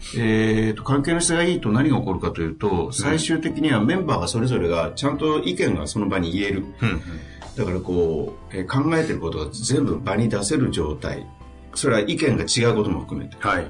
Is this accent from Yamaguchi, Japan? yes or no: no; Hiroshima, Japan; 広島県出身